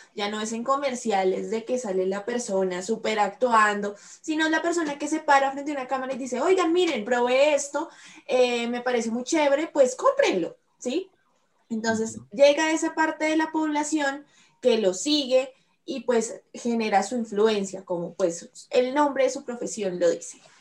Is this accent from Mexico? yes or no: no; Colombia; no todos los colombianos somos así